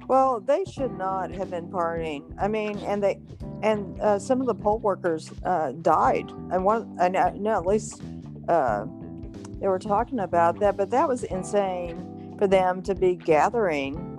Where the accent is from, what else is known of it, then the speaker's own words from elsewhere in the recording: Houston, Texas, United States; I'm from Houston